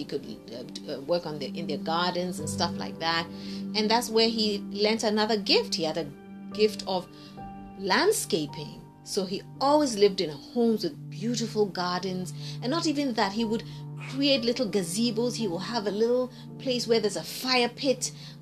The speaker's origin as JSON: {"language": "English", "country": "Ghana", "tie": "born or raised there", "said": "everybody growing up in Ghana knew my dad"}